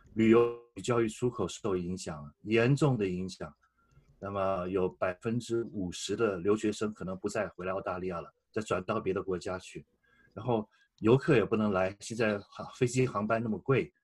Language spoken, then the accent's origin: Chinese; Taiwan; moved away as an adult; now in Australia; 我是台湾来的中国人